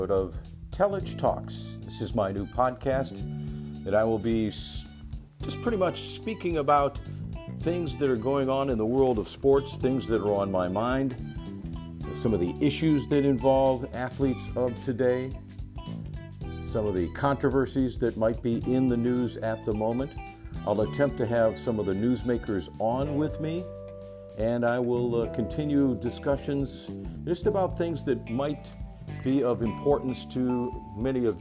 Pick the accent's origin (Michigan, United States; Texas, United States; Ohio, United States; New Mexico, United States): Ohio, United States; Euclid; moved away as an adult; also born or lived in Rapid City, South Dakota / Cedar Rapids, Iowa / Buffalo, New York; I grew up in Euclid, Ohio, and am a graduate of Euclid High School.